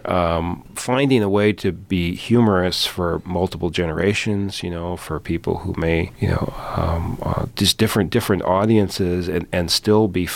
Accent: Philadelphia, Pennsylvania, United States; I grew up in Philadelphia

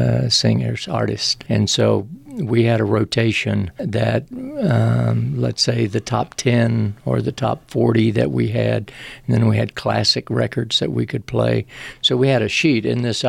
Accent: Center, Texas, United States; accent: East Texas; also born or lived in Carthage, Texas; I grew up in Deep East Texas and born in Carthage and grew up in Center, which is about 15 miles from Louisiana.

